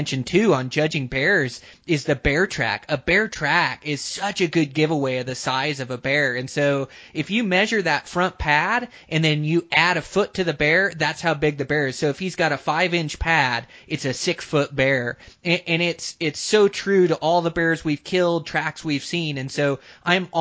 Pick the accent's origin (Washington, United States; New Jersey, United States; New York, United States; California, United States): Washington, United States; moved away; I come from Washington originally